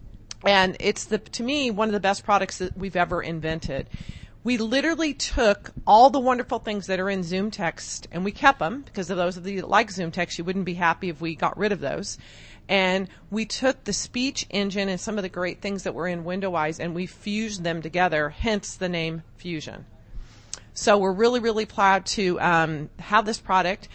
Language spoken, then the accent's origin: English; Whittier, California, United States; now in Las Vegas, United States; I'm from Southern California, originally born and raised in Whittier.